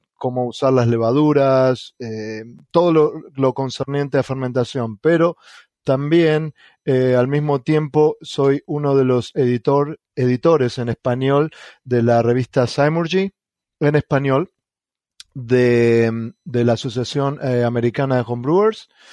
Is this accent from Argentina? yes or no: yes; Argentina; first language Spanish; moved away as an adult; now in United States; en mi país, en Argentina